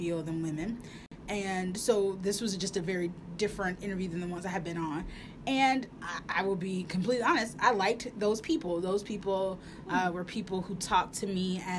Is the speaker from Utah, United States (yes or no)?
no; Richmond, Virginia, United States; moved away as an adult; also born or lived in Dayton, Ohio; I grew up in Richmond, Virginia.